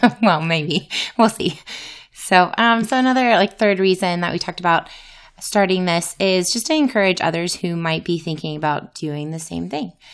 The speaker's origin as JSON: {"language": "English", "region": "Louisiana", "country": "United States", "moved": "yes", "said": "I'm from Louisiana originally."}